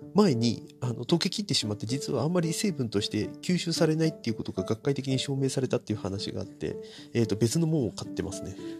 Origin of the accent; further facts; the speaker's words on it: Narashino, Chiba, Japan; うちの地元のあの JR の津田沼駅からちょっと歩いたところにある